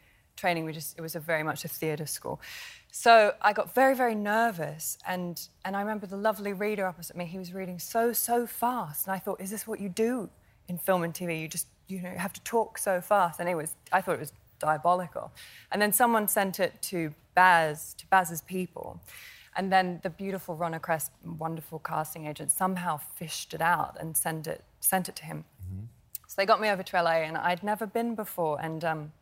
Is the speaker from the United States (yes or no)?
no; Australia; I am Australian